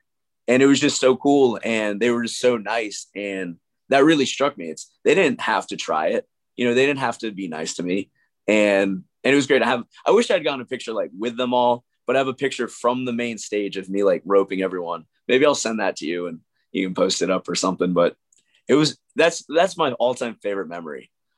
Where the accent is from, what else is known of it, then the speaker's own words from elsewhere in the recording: Texas, United States; I was born in Texas, lived in Texas, but we were on the road all the time.